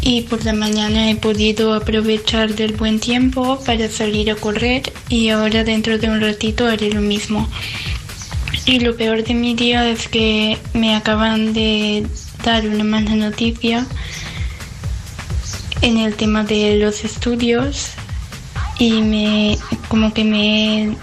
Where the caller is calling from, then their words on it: Valencia, Valencian Community, Spain; de Valencia.